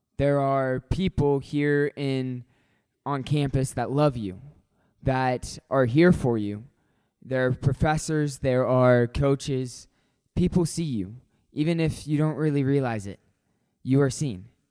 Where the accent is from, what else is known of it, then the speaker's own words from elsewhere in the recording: Hutchinson, Kansas, United States; moved away; I'm from Hutchinson, Kansas